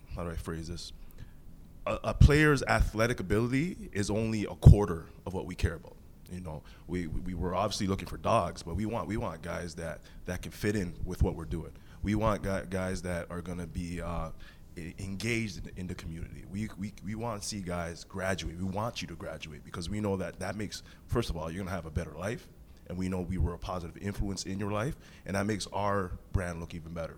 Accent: Toronto, Ontario, Canada; I'm a kid from Rexdale.

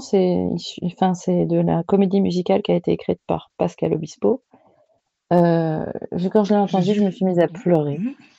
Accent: the South, southern France, France; also born or lived in Paris region; je suis du Sud

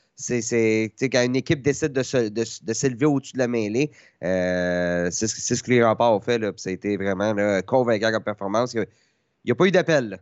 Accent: town next to Granby, Quebec, Canada; Moi, j'étais voisin de Granby. Je, viens de la ville voisine de Granby

